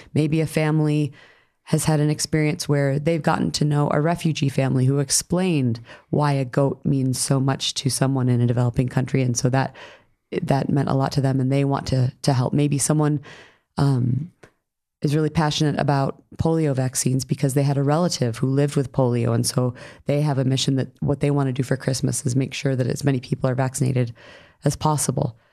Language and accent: English; New York, United States; I grew up in New York.